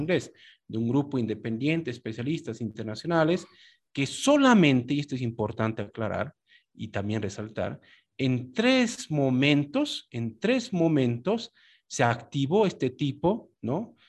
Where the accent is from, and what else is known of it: Bolivia